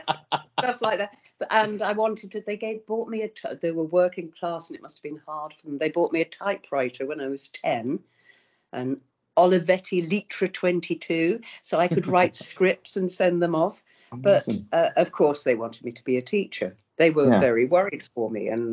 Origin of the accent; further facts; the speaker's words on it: Birmingham, West Midlands, United Kingdom; I'm from Birmingham, and I used to go to Birmingham Rep